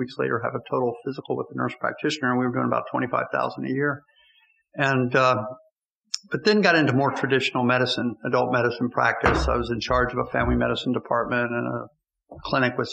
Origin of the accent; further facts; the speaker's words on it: Bethesda, Maryland, United States; also born or lived in Washington, D.C. / Rockville, Maryland; I was born in D.C., went to elementary school in Rockville, junior high school and high school in Bethesda